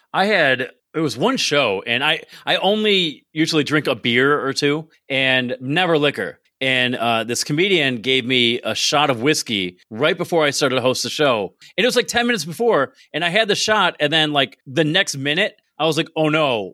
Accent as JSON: {"language": "English", "town": "Binghamton", "region": "New York", "country": "United States", "tie": "born or raised there", "also_born_or_lived": "Maryland / Pennsylvania", "moved": "as an adult", "said": "I grew up in Binghamton, went away for a while"}